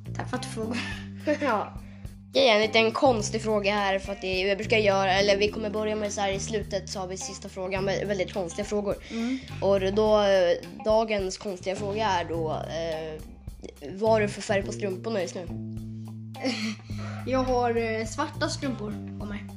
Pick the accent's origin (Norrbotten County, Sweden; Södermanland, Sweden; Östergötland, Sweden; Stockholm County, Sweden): Stockholm County, Sweden; Stockholm; now in Huddinge, Sweden; jag föddes på sjukhuset i eh, Södermalmssjukhuset. Typ. Mm. I ett sjukhus i Södermalm. Men sen så har jag bott i Aspudden